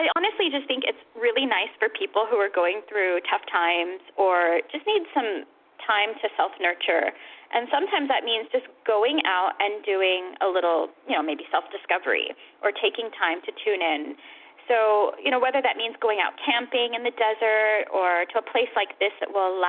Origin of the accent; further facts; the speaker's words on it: California, United States; moved away; I'm actually from California.